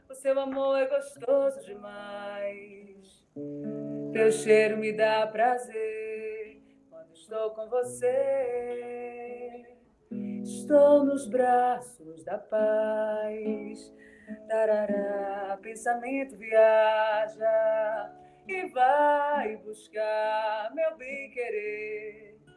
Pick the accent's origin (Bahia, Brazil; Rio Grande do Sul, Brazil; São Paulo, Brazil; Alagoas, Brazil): Bahia, Brazil; Salvador; moved away as an adult; now in Ilhéus, Brazil; Eu estou falando de Ilhéus, que é o interior da Bahia, que é minha nova morada, embora eu seja solteropolitana, nasci em Salvador, mas estou morando em Ilhéus.